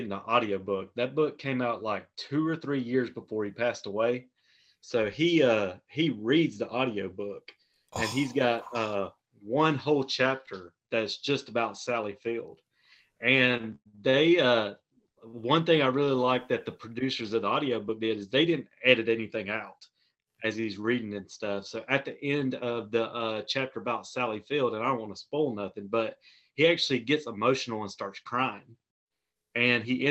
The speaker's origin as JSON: {"language": "English", "town": "Toccoa", "region": "Georgia", "country": "United States", "tie": "born or raised there", "moved": "as an adult", "lives_now": "Oklahoma, United States", "said": "my hometown is about an hour and a half northeast of Atlanta. It's Stevens County, the city's Toccoa."}